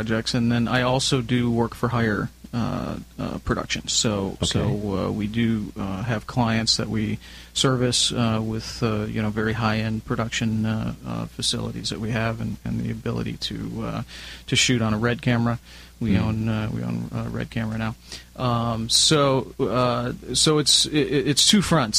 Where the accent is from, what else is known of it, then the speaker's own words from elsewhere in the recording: Chicago, Illinois, United States; moved away as an adult; now in Southern California, United States; I'm originally from Chicago